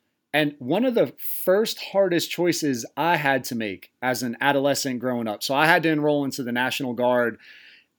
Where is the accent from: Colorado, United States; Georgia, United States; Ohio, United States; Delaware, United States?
Delaware, United States; Tall Pines trailer park, near Cool Springs and Belltown; born or raised there